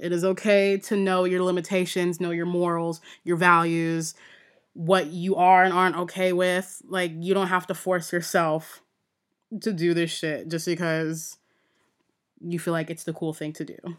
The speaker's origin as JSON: {"language": "English", "country": "United States", "said": "I'm American"}